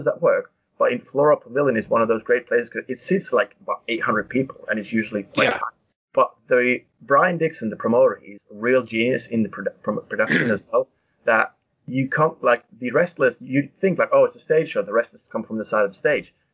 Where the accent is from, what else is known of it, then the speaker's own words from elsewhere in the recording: Finland; moved away as an adult; now in United Kingdom; growing up in Finland watching wrestling